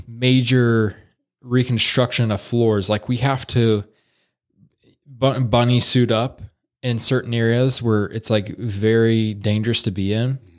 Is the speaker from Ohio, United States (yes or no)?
yes; Salina, Ohio, United States; I grew up here in Salina, Ohio